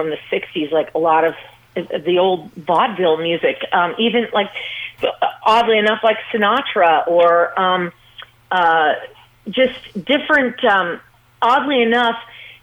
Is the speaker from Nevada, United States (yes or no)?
yes; Las Vegas, Nevada, United States; growing up in Las Vegas and then starting to train as a little girl